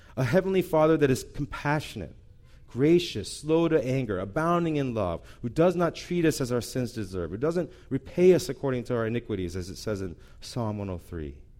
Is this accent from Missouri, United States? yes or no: yes; St. Louis, Missouri, United States; moved away; I grew up in Saint Louis